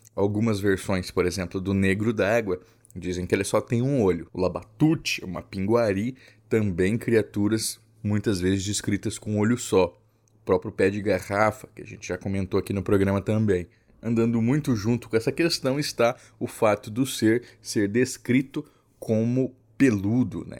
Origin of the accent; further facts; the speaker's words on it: Mato Grosso do Sul, Brazil; Eu sou de Mato Grosso do Sul